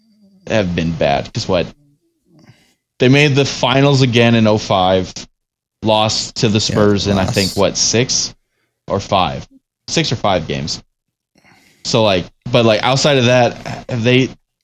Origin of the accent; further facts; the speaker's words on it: Michigan, United States; because of growing up in Michigan in the time frame that we did